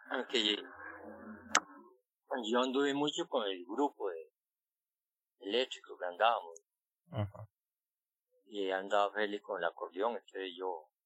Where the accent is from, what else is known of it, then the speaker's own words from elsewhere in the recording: San Ramón, Alajuela, Costa Rica; Yo nací en Chaparral adentro, eh, en 1939.